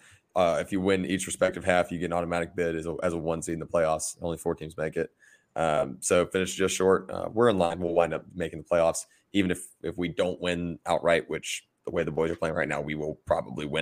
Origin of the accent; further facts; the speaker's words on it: near Lilburn, Georgia, United States; Parkview High School in Lilburn, Georgia, adjacent to my hometown